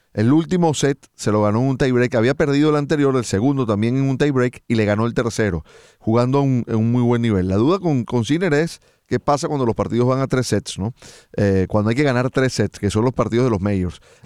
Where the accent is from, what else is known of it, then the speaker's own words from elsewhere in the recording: Venezuela; como venezolano